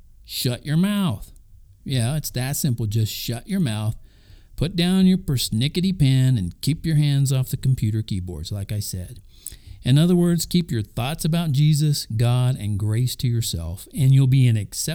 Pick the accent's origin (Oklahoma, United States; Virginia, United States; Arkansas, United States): Oklahoma, United States; also born or lived in Kansas / Texas; When I was a little boy growing up in Oklahoma, Kansas, and Texas, I remember hearing and seeing Christian influence even in, get this, public schools.